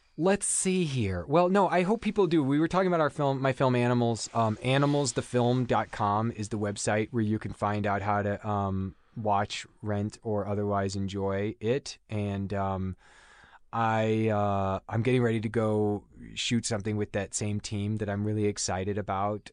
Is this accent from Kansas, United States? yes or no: yes; Overland Park, Kansas, United States; moved away as an adult; also born or lived in Chicago; now in Los Angeles, United States; back where I grew up in Kansas